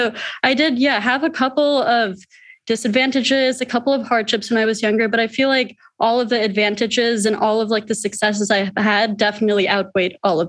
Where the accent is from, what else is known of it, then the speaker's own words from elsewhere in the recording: India; So also being in India, visiting there every year, I'm from India.